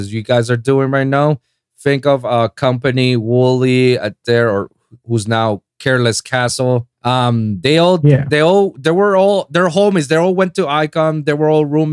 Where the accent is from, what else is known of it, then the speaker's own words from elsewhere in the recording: Puerto Rico; accent: Spanish; English is a second language; moved away as an adult; I'm from Puerto Rico. I was born and raised in the island for 25 years